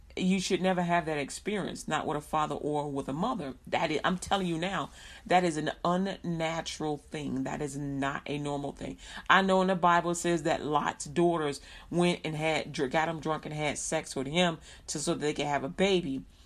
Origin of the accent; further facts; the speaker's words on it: Chicago, Illinois, United States; I grew up in Chicago, Illinois